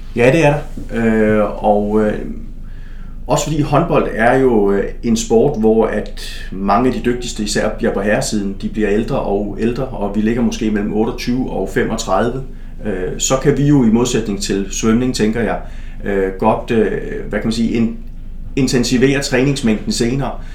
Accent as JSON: {"language": "Danish", "area": "Stevns", "region": "southeastern Zealand", "country": "Denmark", "tie": "born or raised there", "moved": "yes", "said": "jeg kommer jo fra Stævns på det sydøstlige Sjælland, og øh, et lille område, øh, hvor at øh, ligesom min jævnaldrende, ligesom man gjorde dengang, så øh, stiftede jeg bekendtskab med en masse forskellige sportsgrene"}